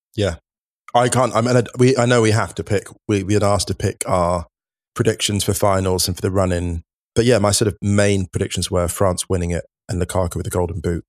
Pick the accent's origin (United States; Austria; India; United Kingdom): United Kingdom; England; growing up in the U K, growing up in England, playing football